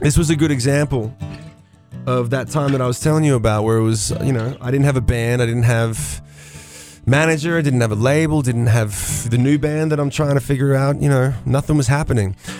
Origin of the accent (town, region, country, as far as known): Australia